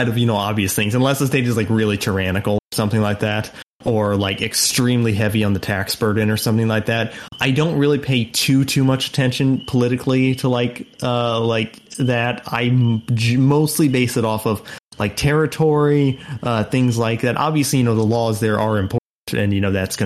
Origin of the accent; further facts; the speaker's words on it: United States; I grew up on the Mississippi River